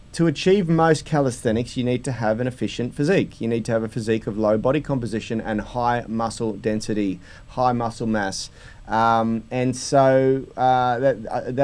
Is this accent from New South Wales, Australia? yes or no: yes; Sydney, New South Wales, Australia; I was born in Newport